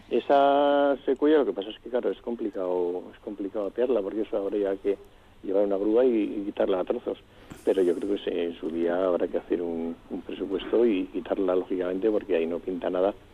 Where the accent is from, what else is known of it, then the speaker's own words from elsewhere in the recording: Vitoria, Basque Country, Spain; Yo soy de Vitoria, esa es, Paco, de Vitoria toda la vida. Yo he nacido en Sancho el Sabio y en la Florida he jugado al cinto